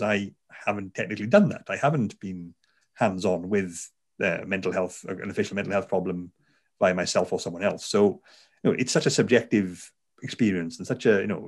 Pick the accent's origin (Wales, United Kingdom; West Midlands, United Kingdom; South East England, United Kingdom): Wales, United Kingdom; Garw Valley, South; accent: Welsh; I'm, as you tell from the accent, I'm a Welsh person. I'm from South Wales. I grew up in the Garo Valley.